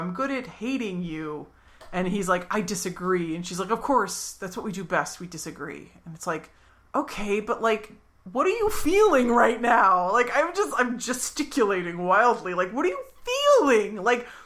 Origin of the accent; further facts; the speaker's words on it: Philadelphia, Pennsylvania, United States; We're from Philadelphia.